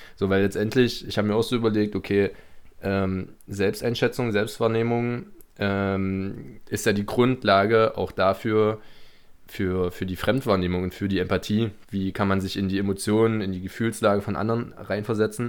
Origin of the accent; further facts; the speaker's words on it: Germany; moved away as an adult; now in Birmingham, United Kingdom; wo kommst du her? Ich Deutschland